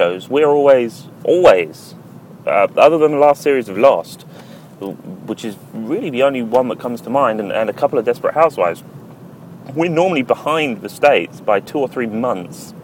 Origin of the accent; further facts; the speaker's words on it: United Kingdom; speaking as a Brit